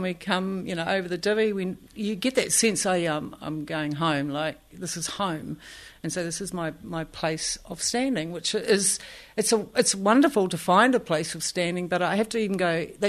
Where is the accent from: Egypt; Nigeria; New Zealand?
New Zealand; Katikati, Bay of Plenty; born there; also born or lived in Tauranga; oh, yeah, I was born in Katikat. Like that was my – that was the only thing I had to land on.